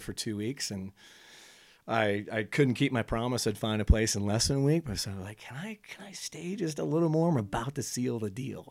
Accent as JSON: {"language": "English", "region": "California", "country": "United States", "tie": "born or raised there", "moved": "as an adult", "said": "I went back to join a buddy's practice in where, uh, my hometown was"}